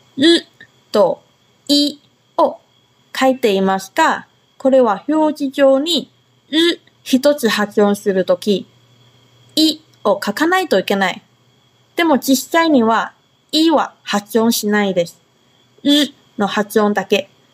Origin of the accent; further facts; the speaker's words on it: Taiwan; Japanese is a second language; now in Okinawa, Japan; 台湾出身で中国語担当